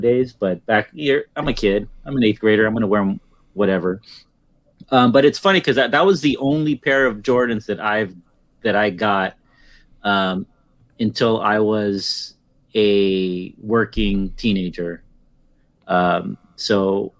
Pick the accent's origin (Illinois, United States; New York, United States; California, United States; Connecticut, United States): California, United States; Daly City; near Daly City where I grew up in the Bay Area